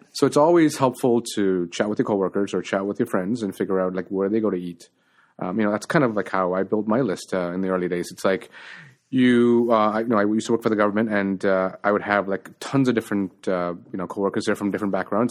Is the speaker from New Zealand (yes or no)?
no; Toronto, Ontario, Canada; also born or lived in Colombo, Sri Lanka; I grew up in Scarborough, um, was born in Sri Lanka and Colombo, and we came to Canada in nineteen ninety